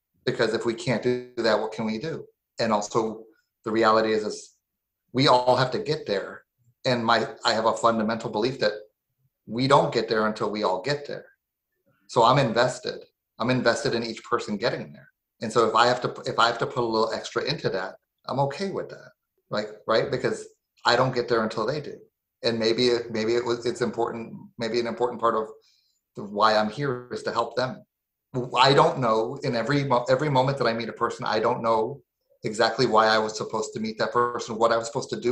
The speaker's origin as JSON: {"language": "English", "town": "Lauderhill", "region": "Florida", "country": "United States", "tie": "born or raised there", "said": "where I grew up in Lauderhill"}